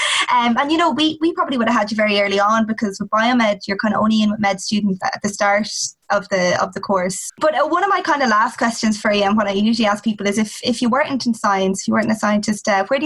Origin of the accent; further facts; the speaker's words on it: Westmeath, Leinster, Ireland; I'm from Westmeath